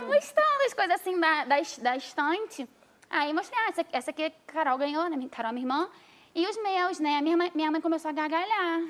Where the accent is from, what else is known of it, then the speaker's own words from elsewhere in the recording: Niterói, Rio de Janeiro, Brazil; Eu sou de Niterói